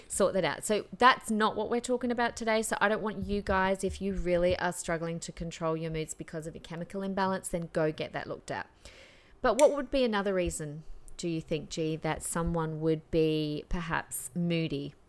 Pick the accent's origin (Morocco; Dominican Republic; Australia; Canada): Australia; Adelaide, South Australia; moved away as an adult; now in Queensland, Australia; growing up in Adelaide